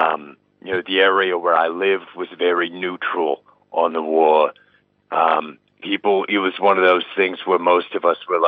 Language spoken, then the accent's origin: English; Brooklyn, New York, United States; as I said, I grew up in Carroll Gardens. It was just a very straightforward neighborhood.